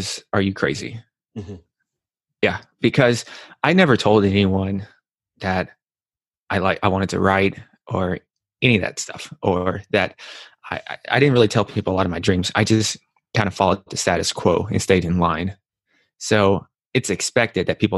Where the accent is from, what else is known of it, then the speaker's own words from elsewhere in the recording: Nashville, Tennessee, United States; moved away as an adult; also born or lived in New York; I'm from Nashville, Tennessee, and I come from a family that's not that healthy